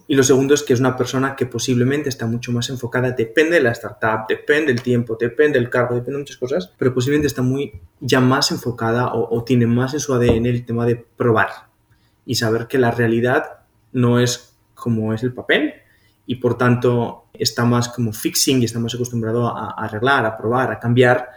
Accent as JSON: {"language": "Spanish", "town": "Pamplona", "region": "Navarre", "country": "Spain", "moved": "as an adult", "lives_now": "Colombia", "said": "yo soy de Pamplona"}